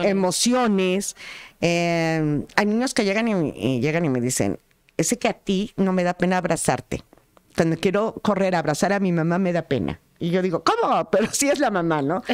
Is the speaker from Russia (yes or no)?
no; Tlaxcala, Mexico; las tlaxcaltecas